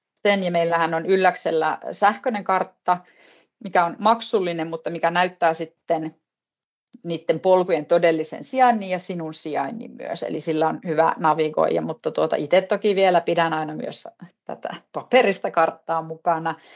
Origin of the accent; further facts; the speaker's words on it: Pello, Lapland, Finland; now in Ylläs, Finland; olen naapuripitäjästä kotoisin pellosta